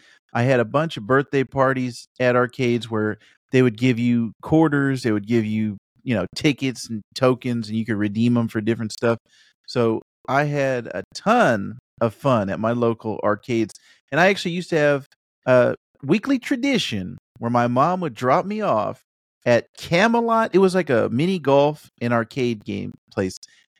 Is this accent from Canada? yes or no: no; Japan; So I grew up in Japan. I spent a lot of years in Japan, and the arcades there are all like sit down.